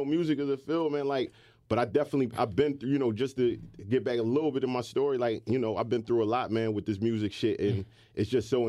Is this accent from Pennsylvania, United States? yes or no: yes; Philadelphia, Pennsylvania, United States; I'm from Uptown.